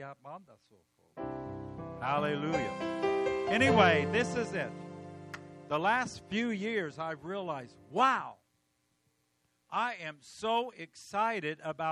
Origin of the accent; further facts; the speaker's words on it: California, United States; I'm from California.